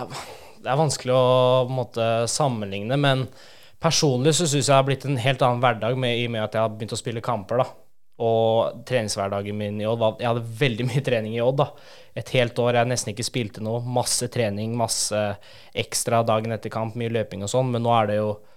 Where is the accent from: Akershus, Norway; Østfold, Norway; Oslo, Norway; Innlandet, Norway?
Oslo, Norway; moved away; jeg er fra Oslo